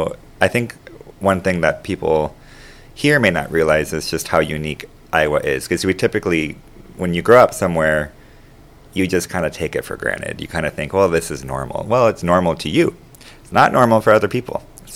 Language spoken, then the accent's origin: English; Panama; moved away as an adult; I grew up, like I said earlier, I grew up in Panama from the age of 7. So I lived there for 25 years. And, you know, I'm a U.S. citizen with a very big heart for Panama